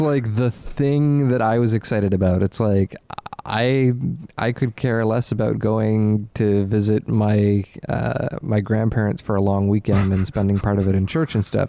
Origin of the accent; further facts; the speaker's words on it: Nova Scotia, Canada; growing up in Nova Scotia